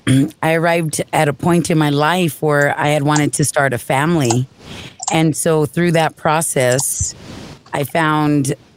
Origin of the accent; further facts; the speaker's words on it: South Valley, New Mexico, United States; South Valley.